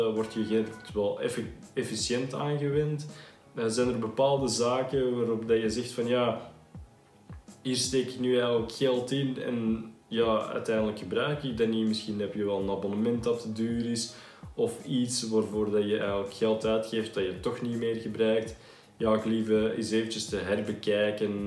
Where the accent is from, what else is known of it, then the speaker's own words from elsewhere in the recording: Belgium; accent: Belgian; now in Netherlands; je hoort het waarschijnlijk ook aan mijn accent, ik eh, zelf van België kom